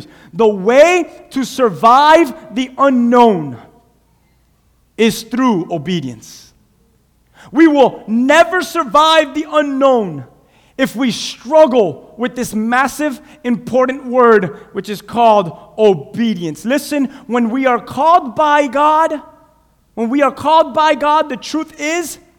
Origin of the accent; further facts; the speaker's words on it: Cuba; English is a second language; now in United States; Cuba, I'm from Cuba